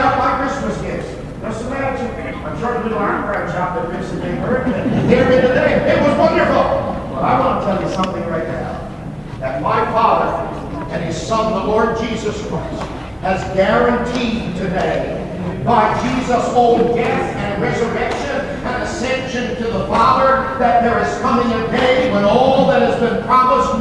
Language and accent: English; Baker, United States; I grew up in Baker, and Rich was our Walmart